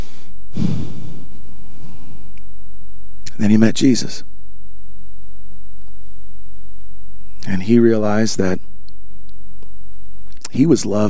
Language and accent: English; Voorhees, New Jersey, United States; also born or lived in Canada; I actually was born in Canada, but went to high school in Voorhees